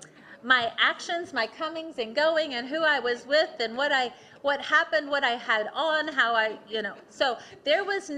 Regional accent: Athens, Tennessee, United States; I grew up in Athens, Tennessee

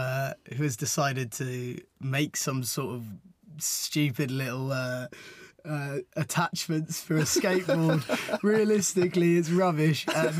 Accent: London, United Kingdom; moved away; because I'm from London originally.

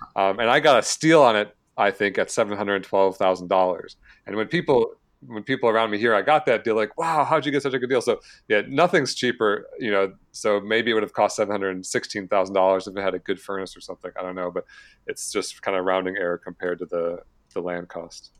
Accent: Michigan, United States; moved away as an adult; now in San Diego, United States; I grew up in Michigan, born and raised till I was about twenty-nine years old

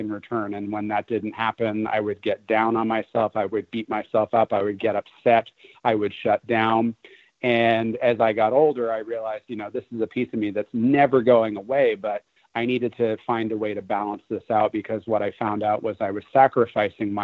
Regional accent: New York, United States; moved away; I'm originally from New York

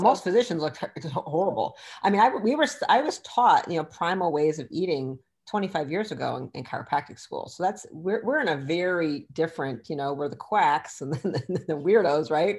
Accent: Michigan, United States; I'm from Michigan

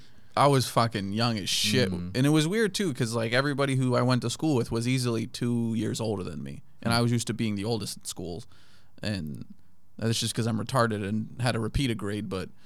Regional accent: Okinawa, Japan; also born or lived in Kenya / Germany / Turkey / United States; So I grew up in Japan, in Okinawa. We had a tour in Kenya for 2 years, we did 2 years in Germany, 3 in Turkey

